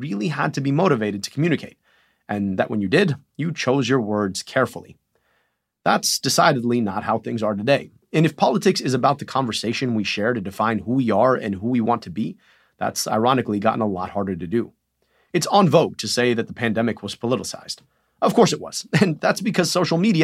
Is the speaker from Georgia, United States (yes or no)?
no; Michigan, United States; my home state of Michigan